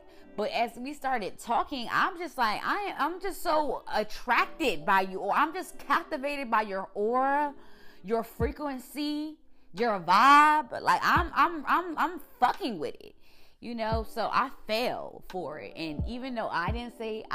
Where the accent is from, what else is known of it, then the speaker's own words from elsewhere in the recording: Suitland, Maryland, United States; also born or lived in Washington, District of Columbia, United States / Camp Springs, Maryland; I lived in Suitland with my grandparents.